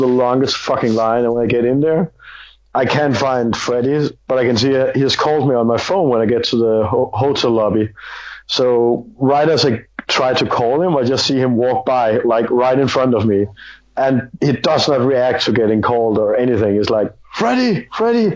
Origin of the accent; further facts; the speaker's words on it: Denmark; I'm from Scandinavia, I'm from Denmark